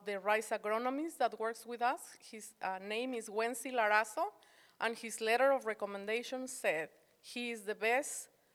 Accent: Morelos, Mexico; also born or lived in Mexico City; now in Arkansas, United States; Grew up in the state of Morelos, that's right next to Mexico City

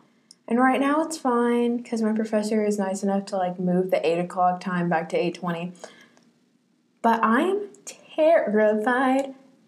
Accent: Middle Tennessee, United States; I'm from Middle Tennessee.

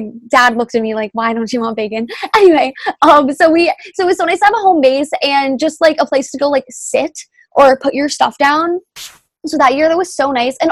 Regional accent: New England, United States; we're from New England

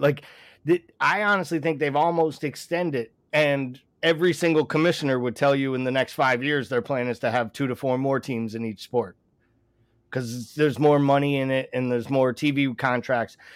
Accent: United States; I'll take being American all day long

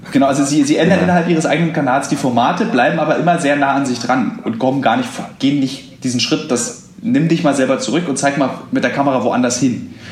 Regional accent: Berlin, Germany; ich irgendwie als Berliner

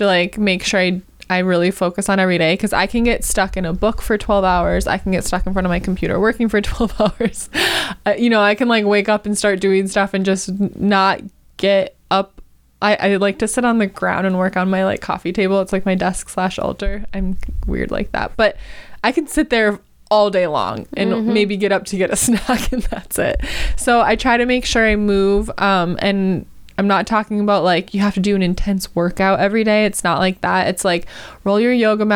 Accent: Wisconsin, United States; now in Los Angeles, United States; I'm from Wisconsin

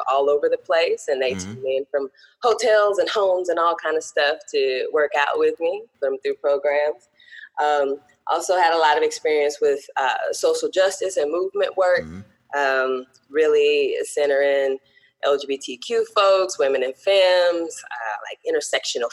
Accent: Greenville, Mississippi, United States; moved away as an adult; also born or lived in Oklahoma City, Oklahoma; now in Greensboro, United States; I am based out of Greensboro, North Carolina, but I'm originally from Greenville, Mississippi, the Delta, in the heart of the Delta

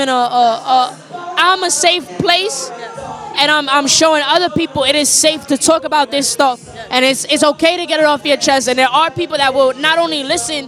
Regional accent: New York City, New York, United States; I'm from the Bronx, New York, really uptown, Kingsbridge, Fordham area

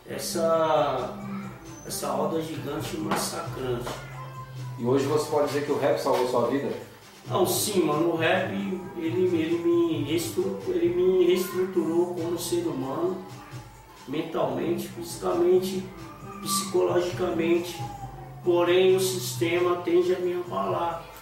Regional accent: São Paulo, Brazil; eu era de São Paulo

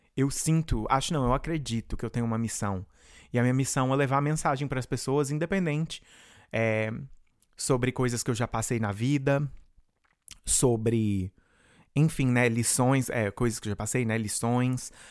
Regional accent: Rio Verde, Goiás, Brazil; moved away as an adult; now in United States; eu comecei lá em Rio Verde, Goiás, da onde eu venho

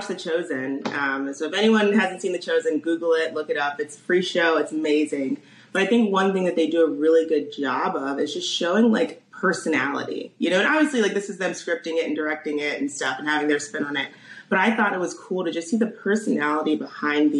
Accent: Columbia, Maryland, United States; moved away as an adult; also born or lived in Washington, D.C. / St. Louis; now in Chicago, United States; I'm from Maryland. So born there, raised there, was there my whole life

